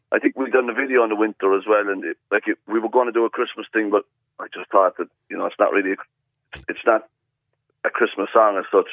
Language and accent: English; Ireland; moved away as an adult; also born or lived in Australia; you're the Irish guy